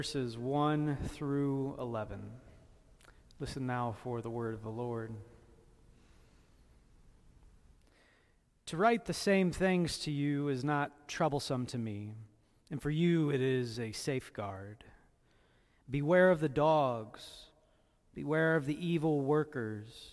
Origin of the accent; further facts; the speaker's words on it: Indiana, United States; I was born in Indiana